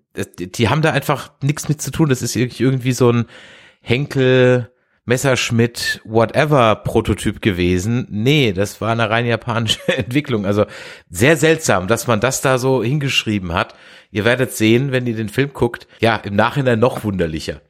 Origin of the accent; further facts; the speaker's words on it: Germany; als Deutscher